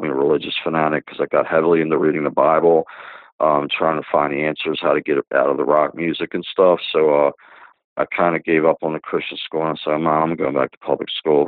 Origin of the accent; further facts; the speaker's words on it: Dundalk, Maryland, United States; I was born in 1966 in Baltimore, Maryland, a small town called Dundalk